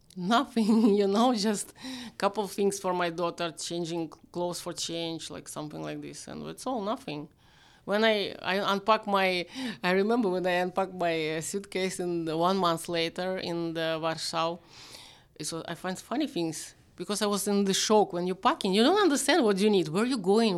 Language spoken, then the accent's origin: English; Vyshhorod, Kyiv Oblast, Ukraine; English is a second language; also born or lived in Nizhny Novgorod, Russia; I'm from Vizhgorod. It's like Kyiv. It's still Kyiv.